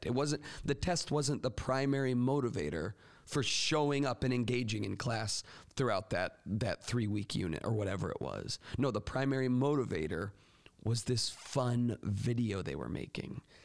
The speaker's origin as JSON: {"language": "English", "region": "Florida", "country": "United States", "tie": "born or raised there", "moved": "yes", "lives_now": "Michigan, United States", "said": "my home state of Florida"}